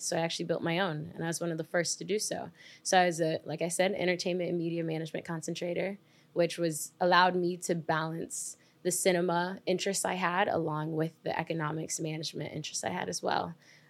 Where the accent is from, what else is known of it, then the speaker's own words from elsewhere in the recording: New York, United States; So my parents are from Jamaica, have a lot of pride for being Jamaican. If that's one thing you know about me, that's what it is. I grew up in upstate New York.